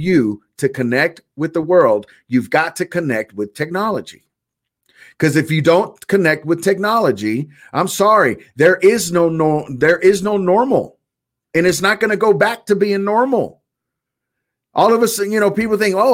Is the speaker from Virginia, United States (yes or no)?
no; California, United States; I was raised in California, so I remember the earthquakes.